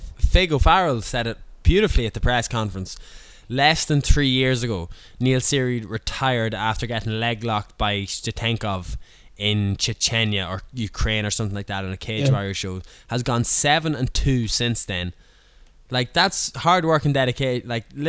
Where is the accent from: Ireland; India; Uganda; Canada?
Ireland; Leinster; So I am from Leinster as well.